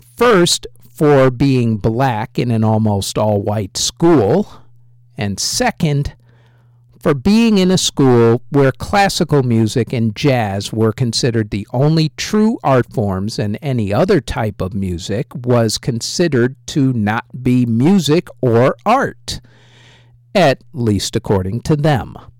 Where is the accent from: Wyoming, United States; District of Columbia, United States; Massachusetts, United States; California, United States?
Massachusetts, United States; Western; also born or lived in Lincoln, England; Once he was out of the military, we settled in Western Massachusetts.